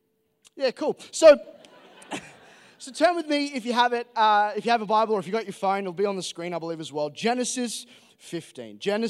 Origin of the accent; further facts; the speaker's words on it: England, United Kingdom; accent: Australian; now in Australia; So, I am not from Australia. I know I sound Australian, which is, to be honest, is a huge bummer. And I'll explain why in a moment. I'm actually English